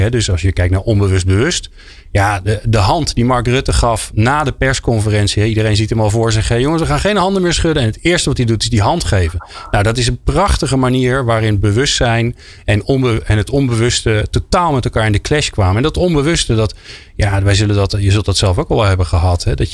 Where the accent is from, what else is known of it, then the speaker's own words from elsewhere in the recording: Zoetermeer, South Holland, Netherlands; Ik kwam uit Zoetermeer. Ik moest 10 kilometer fietsen.